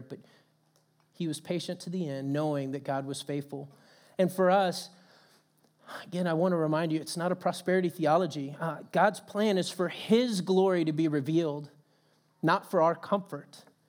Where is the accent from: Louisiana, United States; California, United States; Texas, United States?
Texas, United States; moved away; coming from Texas